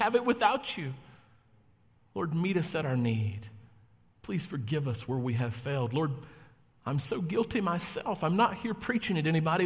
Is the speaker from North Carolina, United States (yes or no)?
yes; North Carolina, United States; now in Novi, United States; I'm originally from North Carolina. I know you didn't detect that I have an accent because I don't